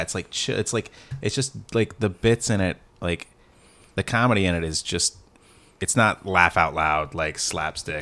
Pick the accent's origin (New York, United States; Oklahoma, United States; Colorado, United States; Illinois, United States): Oklahoma, United States; I'm from Oklahoma.